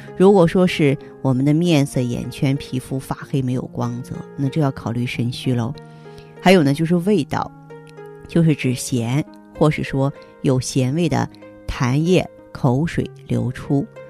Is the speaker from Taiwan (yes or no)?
no; China; 我们中国人有着非常深厚的补肾情节